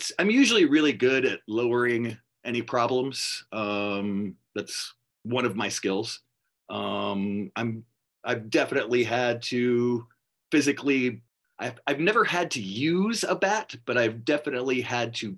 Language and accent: English; New Orleans, Louisiana, United States; I was born in New Orleans. I was born on the West Bank in Algiers